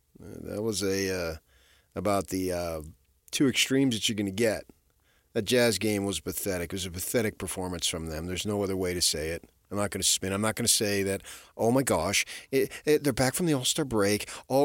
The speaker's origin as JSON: {"language": "English", "town": "Phoenix", "region": "Arizona", "country": "United States", "said": "Well, I'm from Phoenix."}